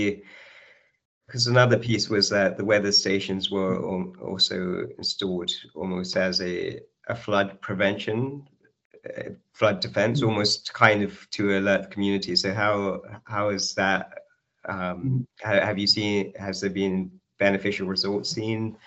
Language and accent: English; India; moved away; originally I am from India